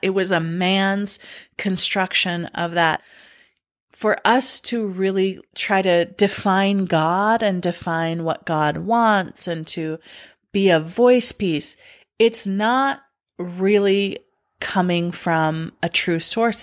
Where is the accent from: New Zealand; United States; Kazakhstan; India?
United States; mine were being a girl, a being a Mormon, and being an American.